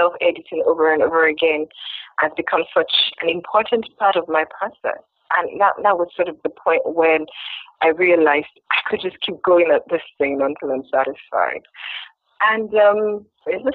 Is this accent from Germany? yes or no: no; Nigeria; I was from Nigeria